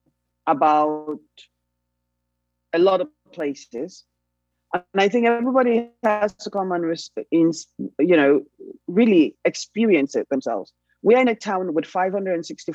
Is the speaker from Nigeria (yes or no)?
yes; Nigeria; moved away as an adult; also born or lived in New York; now in Texas, United States; we're in exile from Nigeria